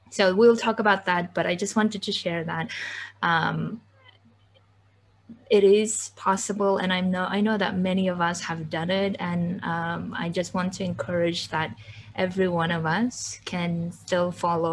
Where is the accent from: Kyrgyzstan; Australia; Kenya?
Kyrgyzstan; moved away; I come from Kyrgyzstan. I come from a very conservative village